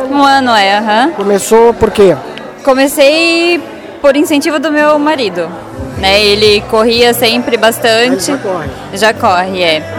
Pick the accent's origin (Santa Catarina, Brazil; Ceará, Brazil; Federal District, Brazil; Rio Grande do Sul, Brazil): Santa Catarina, Brazil; Guaramirim; É, eu sou de Guaramirim, né? Ela, eu sou de Guaramirim, exatamente.